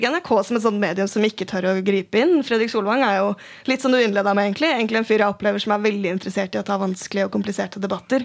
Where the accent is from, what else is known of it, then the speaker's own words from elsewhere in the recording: Oslo, Norway; Jeg er fra Tøyen, og jeg har vokst opp med folk som har brukt hijab så lenge jeg har gått på skolen.